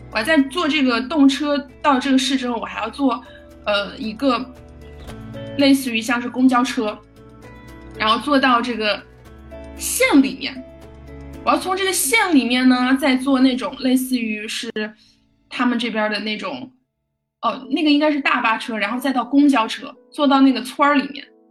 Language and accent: Chinese; Chengdu, Sichuan, China; 分部是在成都，也就是我的家乡